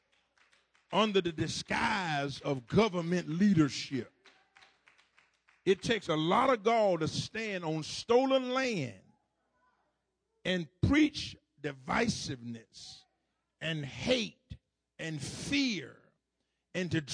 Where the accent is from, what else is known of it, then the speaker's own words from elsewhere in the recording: Duval County, Florida, United States; when I grew up down in Duval County